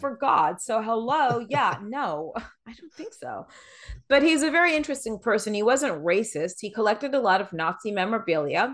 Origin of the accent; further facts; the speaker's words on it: New York City, New York, United States; moved away; also born or lived in Los Angeles; I grew up in New York City